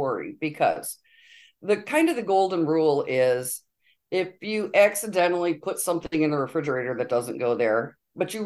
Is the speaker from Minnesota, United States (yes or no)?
no; Honor, Michigan, United States; moved away as an adult; also born or lived in Europe; now in Benzonia, United States; I grew up in Honor, Michigan, just down the road, population 300